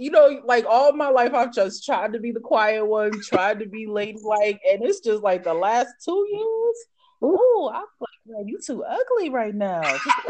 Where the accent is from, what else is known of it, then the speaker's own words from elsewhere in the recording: New York, United States; moved away as an adult; now in Nashville, United States; growing up in New York.